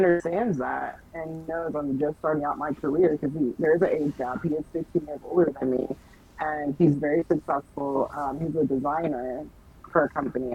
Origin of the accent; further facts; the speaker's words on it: Jamaica; being Jamaican, like, my parents didn't allow